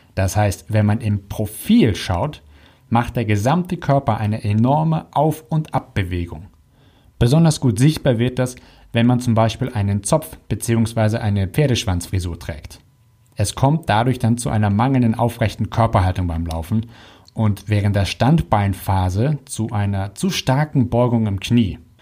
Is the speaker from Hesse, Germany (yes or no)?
no; Hamburg, Germany; bei uns in Hamburg